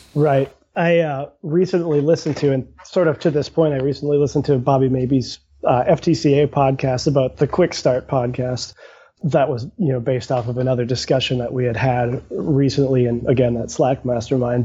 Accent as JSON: {"language": "English", "town": "St. Paul", "region": "Minnesota", "country": "United States", "tie": "born or raised there", "said": "I grew up in St. Paul"}